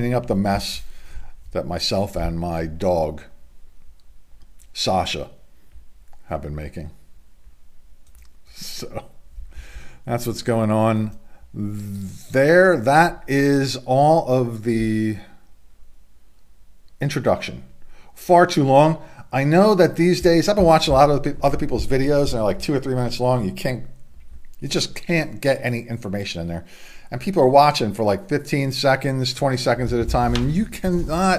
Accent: Middletown, Delaware, United States; from Middletown, Delaware

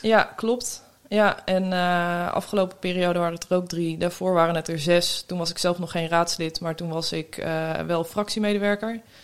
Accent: near Havelte / Steenwijkerwold, Drenthe, Netherlands; now in The Hague, Netherlands; het hunebed bij Havelte. Dat is ook vlakbij waar ik ben opgegroeid

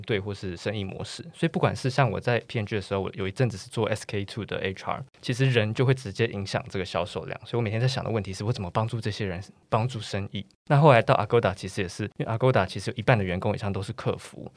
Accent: Taiwan; 我们台湾

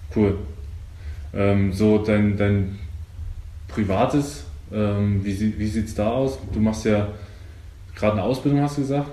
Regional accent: eastern Germany, Germany; ich komme ja aus dem Osten

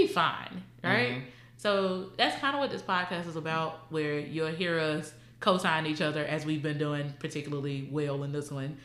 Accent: the South, United States; we're both from the South

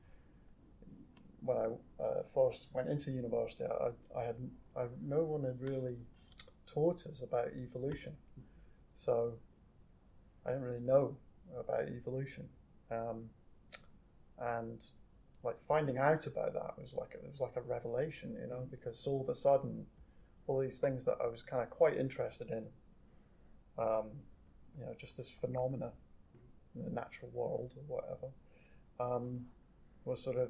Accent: Banff, Scotland, United Kingdom; I was born in Banff, which is a fishing

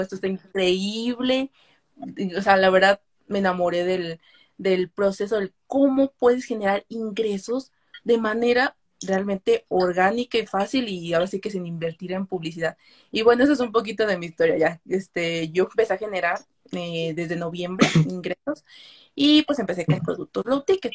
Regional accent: Mexico; tengo 23 años, soy de México

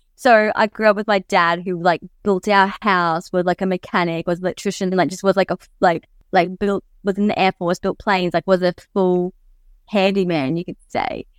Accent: Mackay, Queensland, Australia; growing up in Mackay, from Mackay

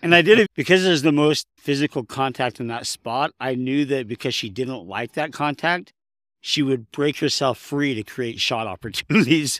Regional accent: Southern California, United States; now in Utah, United States; I was raised in Southern California

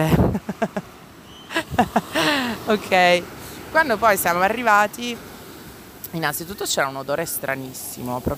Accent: Cologne, North Rhine-Westphalia, Germany; accent: Cologne; lo dirò con il mio accento di eh, Colonia, come hai sentito.

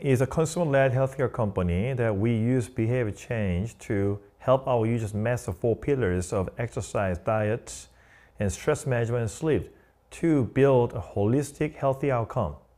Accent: South Korea; English is a second language; moved away as an adult; also born or lived in Long Island, New York; now in New York City, United States

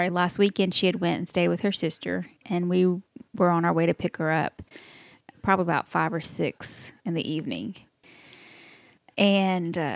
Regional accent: Texas, United States; accent: Texas; This is my Texas accent. I can't help it that we were brought up like that.

